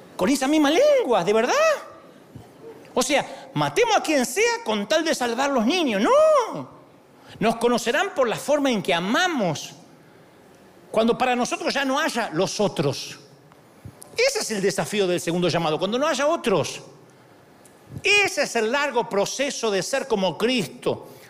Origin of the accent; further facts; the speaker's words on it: Argentina; moved away; allá en mi país